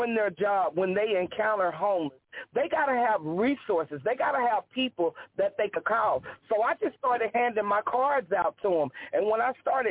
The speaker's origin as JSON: {"language": "English", "region": "Louisiana", "country": "United States", "moved": "yes", "lives_now": "Desert Hot Springs, United States", "said": "I live in California. I'm from Louisiana"}